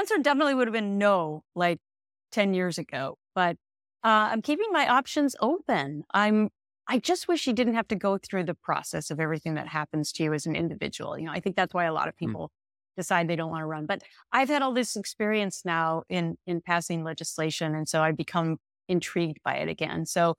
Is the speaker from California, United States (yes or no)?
no; Minnesota, United States; But anyway, it was a wonderful place to grow up, and you'll understand as a Minnesotan. And by the way, you don't have the accent. I lost mine too, I think.